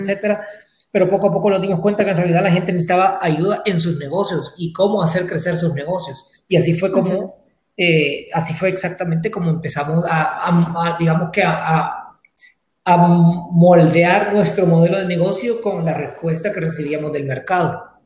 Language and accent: Spanish; Santa Ana, El Salvador; moved away as an adult; now in San Salvador, El Salvador; Yo soy originalmente de Santa Ana eh, y me, vine a San Salvador a estudiar